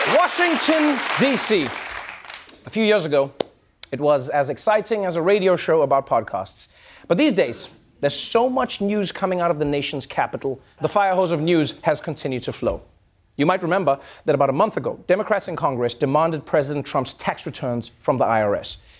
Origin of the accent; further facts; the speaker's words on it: South Africa; as a South African